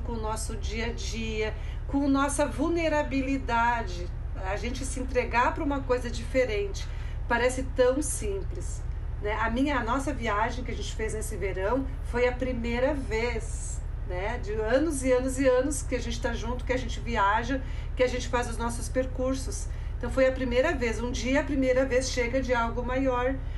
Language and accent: Portuguese; Mato Grosso do Sul, Brazil; now in Rio Grande do Sul, Brazil; depois descemos pelo Mato Grosso do Sul, a minha terra natal